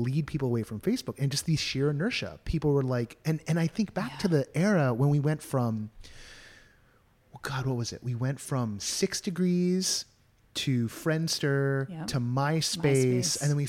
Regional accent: California, United States; born and bred California.

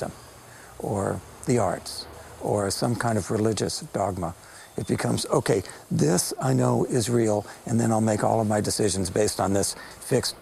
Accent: Los Angeles, California, United States; I grew up in Los Angeles. I'm a city boy

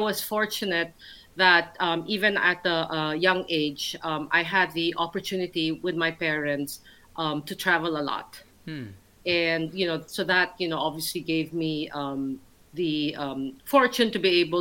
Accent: Philippines; moved away as an adult; also born or lived in Manila / New York / Milan; now in London, United Kingdom; growing up in the Philippines

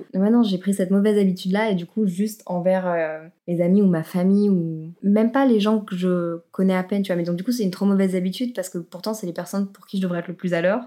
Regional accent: Brussels, Brussels-Capital Region, Belgium; chez moi à Bruxelles

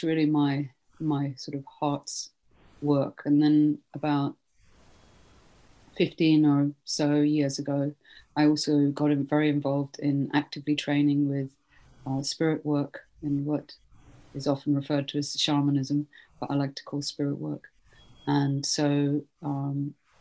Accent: Stockholm, Stockholm County, Sweden; moved away; also born or lived in Britain; I'm originally from Sweden, born in Stockholm, and then I lived in Britain for a long time

